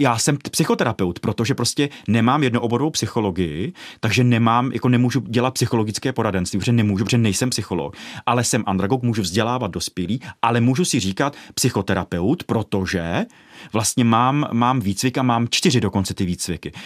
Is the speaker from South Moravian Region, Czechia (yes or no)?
no; Ostrov, Karlovy Vary Region, Czechia; já jsem panelákový dítě, z Ostrova nad Hoří